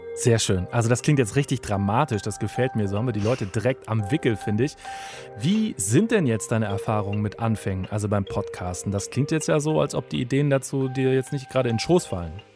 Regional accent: Germany; bei uns in Deutschland

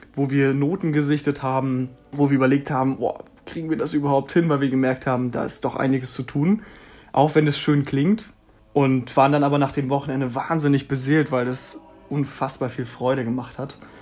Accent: Schwerin, Mecklenburg-Vorpommern, Germany; moved away as an adult; nachdem wir alle Schwerin verlassen haben

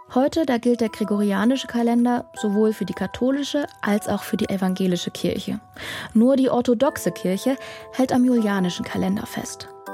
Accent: Dresden, Saxony, Germany; moved away; also born or lived in Cologne; in meiner Heimatstadt Dresden

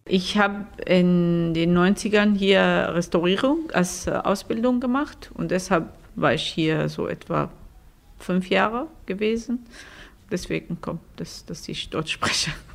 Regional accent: Syria; German is a second language; moved away as an adult; also born or lived in Damascus; now in Germany; Wir sind äh, aus Syrien gekommen und haben unsere Firma mitgebracht

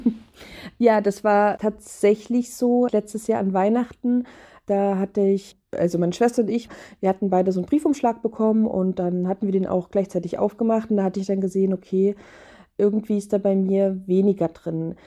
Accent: Saxony, Germany; moved away; ich komme ursprünglich aus Sachsen und meine Familie, die wohnt da noch, meine beiden Eltern

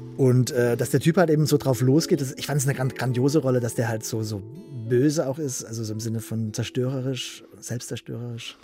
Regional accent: Southern Germany, Germany; in Süd Süddeutschland, wo ich herkomme

